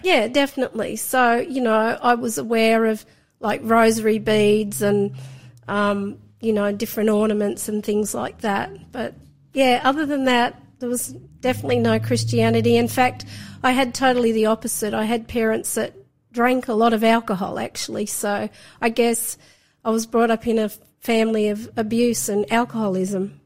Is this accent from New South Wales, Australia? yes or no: yes; Sydney, New South Wales, Australia; I was born in Sydney. So I grew up in Sydney